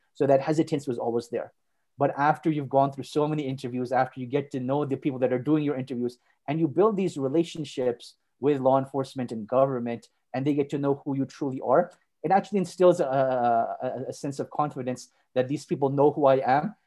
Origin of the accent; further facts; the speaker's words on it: Montreal, Quebec, Canada; moved away as an adult; also born or lived in Saudi Arabia; now in Calgary, Canada; I was born and raised in Montreal, and I spent the vast majority of my life there.